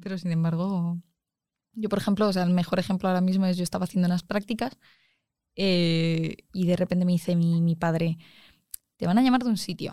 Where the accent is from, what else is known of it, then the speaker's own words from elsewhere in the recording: Arganda del Rey, Community of Madrid, Spain; yo soy de Arganda